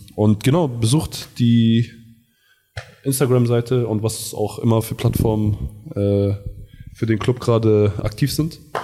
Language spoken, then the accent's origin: German; Garbsen, Lower Saxony, Germany; bei uns in Hannover, in Garbsen